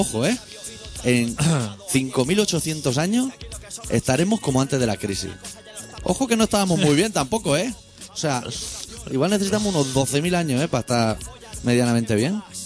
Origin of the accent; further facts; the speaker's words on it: Catalonia, Spain; nosotros somos catalanes